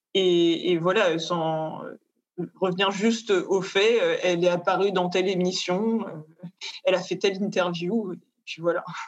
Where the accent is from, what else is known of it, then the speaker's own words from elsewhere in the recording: France; now in Paris, France; on était deux Françaises